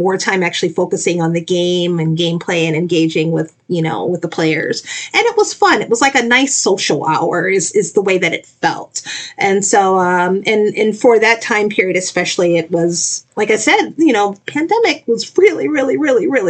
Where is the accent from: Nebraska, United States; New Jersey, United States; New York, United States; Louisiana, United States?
Louisiana, United States; New Orleans; moved away; I'm originally from New Orleans, Louisiana